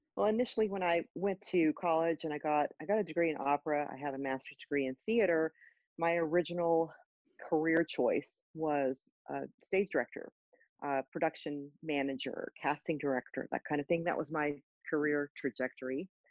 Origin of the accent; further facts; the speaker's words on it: Austin, Texas, United States; I'm from Austin. Our band was based in Austin